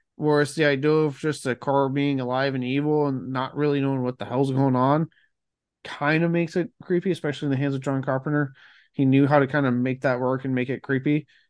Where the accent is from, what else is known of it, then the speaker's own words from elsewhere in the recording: Blanco, Texas, United States; growing up in Blanco